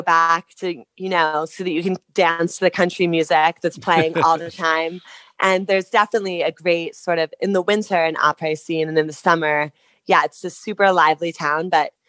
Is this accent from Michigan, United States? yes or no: no; Harding, New Jersey, United States; moved away as an adult; also born or lived in New York City; now in Wyoming, United States; So I'm originally from Harding, New Jersey, which is about an hour outside of New York. And I lived in New York for almost like 8 or 9 years before I started to I traveled nonstop for 3 years.